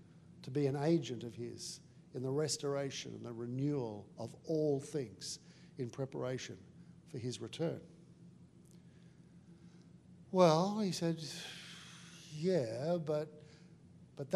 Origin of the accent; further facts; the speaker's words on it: Australia; I'm also Australian